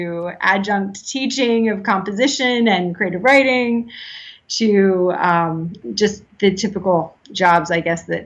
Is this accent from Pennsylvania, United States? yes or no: yes; Pennsylvania, United States; moved away as an adult; now in Maitland, United States; I was born and raised in Pennsylvania